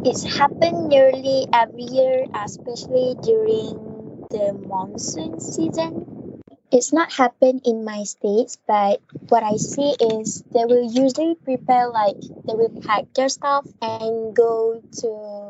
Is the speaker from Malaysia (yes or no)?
yes; Malaysia; I'm from Malaysia, which is more specific in Kedah.